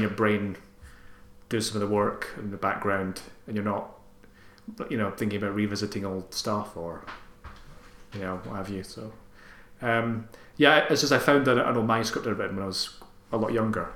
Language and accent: English; Armadale, Scotland, United Kingdom; I'm from Armadale, which is a couple of towns down from Airdrie